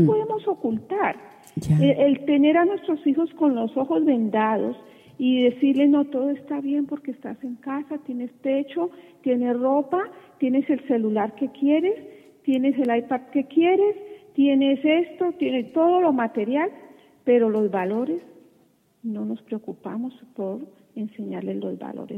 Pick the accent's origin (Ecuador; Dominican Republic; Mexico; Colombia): Colombia; como dicen en, mi país, yo soy colombiana